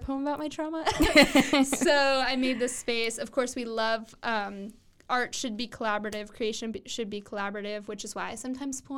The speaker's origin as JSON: {"language": "English", "town": "Waco", "region": "Texas", "country": "United States", "tie": "born or raised there", "said": "Waco is my hometown"}